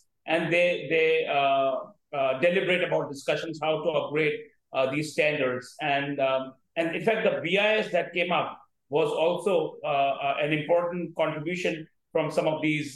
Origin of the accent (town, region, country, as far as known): India